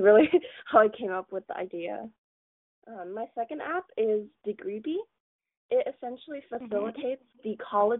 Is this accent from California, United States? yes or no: yes; Mountain View, California, United States; I am actually born in America. I was born in Mountain View, but my parents have Chinese ancestry